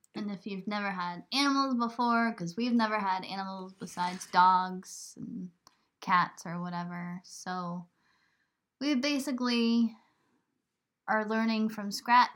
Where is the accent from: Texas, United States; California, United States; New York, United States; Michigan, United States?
New York, United States; moved away; also born or lived in Burlington, Vermont; I come from New York